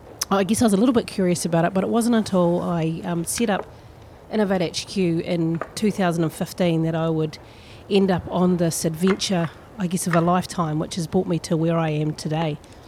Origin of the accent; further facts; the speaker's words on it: Milton, Otago, New Zealand; now in Dunedin, New Zealand; I born and raised in Milton, just 56 k's just south of Otipoti, Dunedin here. I'm a child of the mid-70s.